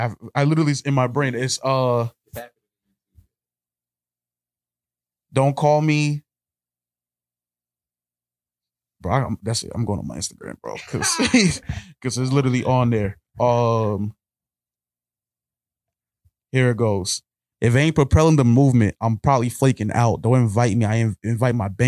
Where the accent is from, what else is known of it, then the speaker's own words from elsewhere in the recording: New York City, New York, United States; I'm from New York, bro. I'm from Brooklyn